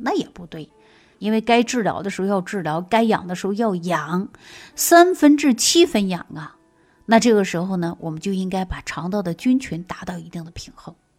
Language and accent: Chinese; Sichuan, China; 特别是我们四川人，一辈子呢吃酸菜、泡菜